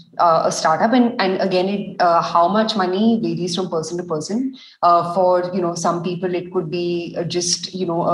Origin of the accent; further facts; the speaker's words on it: India; also born or lived in Delhi; being Indian